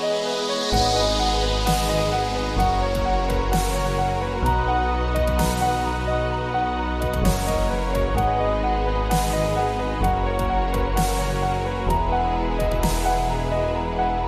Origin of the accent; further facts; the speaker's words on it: the North, United States; now in Nashville, United States; I'm from the North